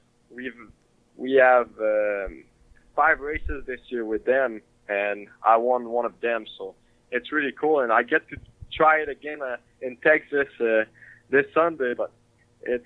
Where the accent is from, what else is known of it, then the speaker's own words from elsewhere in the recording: Quebec, Canada; now in United States; Growing up in Quebec, it was big. Hockey was huge there. And I played hockey growing up